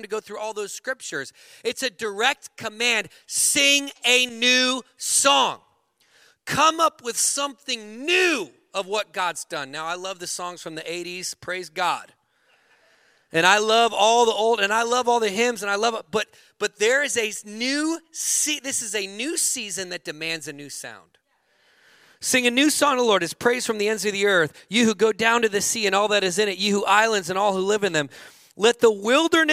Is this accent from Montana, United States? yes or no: yes; Montana, United States; I grew up in Montana